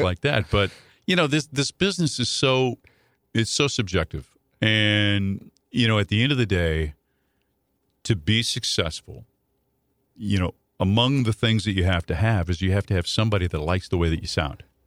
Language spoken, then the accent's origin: English; Dupo, Illinois, United States; moved away; I grew up in Dupo